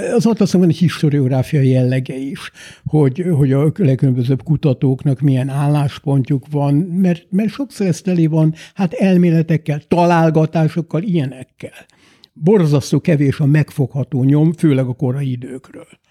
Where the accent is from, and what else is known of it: Hungary; also born or lived in London, United Kingdom; now in United Kingdom